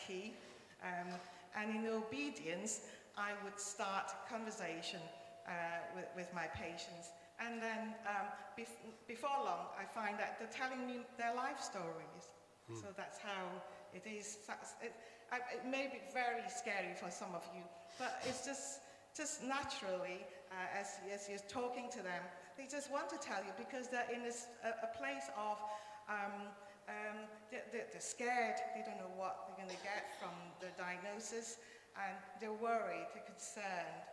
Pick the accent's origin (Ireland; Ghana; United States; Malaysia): Malaysia; first language Cantonese; English is a second language; now in United Kingdom; I speak my mother tongue, which is Cantonese, and then I interpret in English to the medical, the doctors and the nurses. Also Malay, because I was born in Malaysia